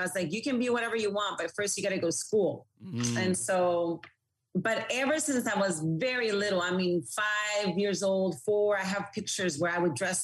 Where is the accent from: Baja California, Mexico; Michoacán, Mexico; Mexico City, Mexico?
Baja California, Mexico; Tijuana; also born or lived in San Diego / Mazatlán (parents); we grew up in Tijuana, even though I was born in San Diego.